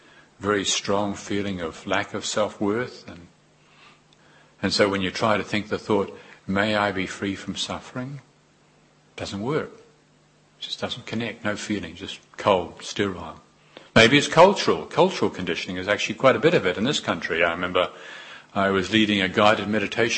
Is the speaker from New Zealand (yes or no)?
yes; New Zealand; moved away as an adult; I was newly come, and I was from New Zealand, very obviously. And my accent, and newly arrived in this wonderful country.